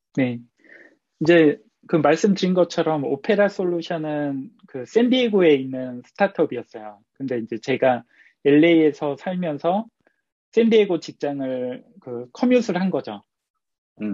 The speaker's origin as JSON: {"language": "Korean", "country": "South Korea", "moved": "as an adult", "lives_now": "Los Angeles, United States", "said": "한국에서 왔다 보니까 이제 한국에서 미국으로 유학까지 왔는데"}